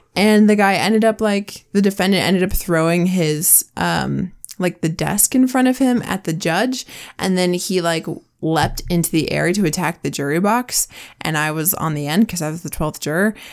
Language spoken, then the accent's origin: English; Washington, United States; now in Utah, United States; I grew up in Washington, which is great, and I love it, and I miss it, but it's the evergreen state for a reason